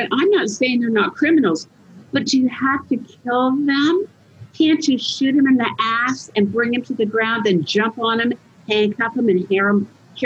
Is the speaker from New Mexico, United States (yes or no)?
no; Utah, United States; I'm from Utah